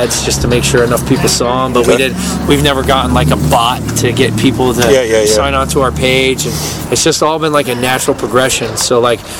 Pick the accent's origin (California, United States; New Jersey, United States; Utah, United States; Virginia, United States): New Jersey, United States; I grew up here. This is my hometown. You know, this is not hometown, but this is my home state